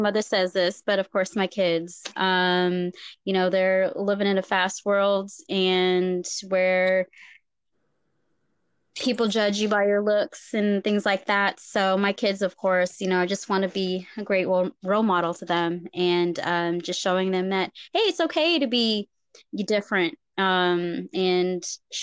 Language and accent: English; Philippines; moved away; I grew up around boys in the Philippines